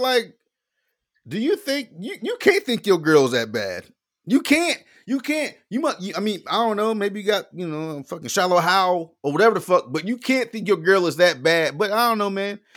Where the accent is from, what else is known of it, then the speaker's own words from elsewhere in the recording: Florida, United States; I'm from Florida